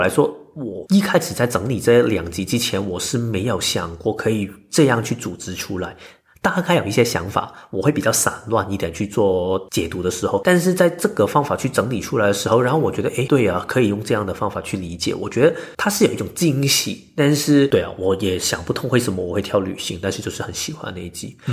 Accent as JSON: {"language": "Chinese", "country": "Hong Kong", "moved": "yes", "said": "我简介我是香港来的"}